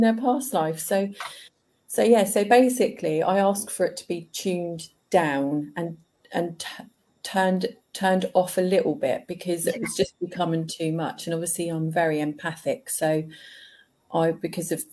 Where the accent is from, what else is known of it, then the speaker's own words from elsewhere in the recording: Ipswich, East of England, United Kingdom; I was born in Ipswich in Suffolk. Yeah. In East Anglia.